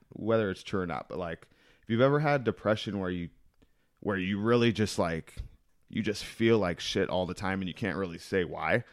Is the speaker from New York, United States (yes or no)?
no; El Cajon, California, United States; I was born out here in El Cajon